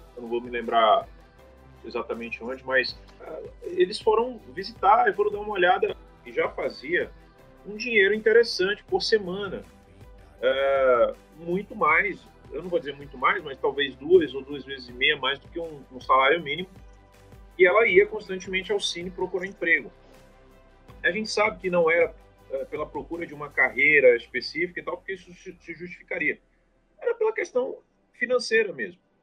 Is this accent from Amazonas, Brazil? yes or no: yes; Amazonas, Brazil; como amazonense, como brasileiro